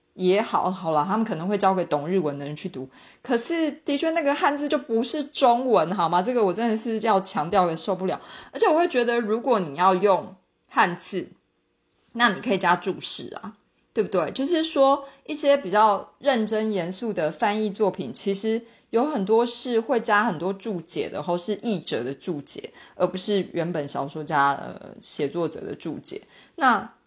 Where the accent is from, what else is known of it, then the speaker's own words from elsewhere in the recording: Taiwan; 反正我们身为台湾人，就是查日文网站，我们勉强可以稍微解读